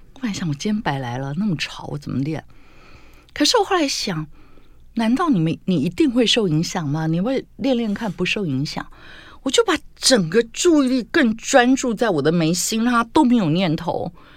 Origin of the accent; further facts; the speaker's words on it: Tainan, Taiwan; 因为我们家是台南人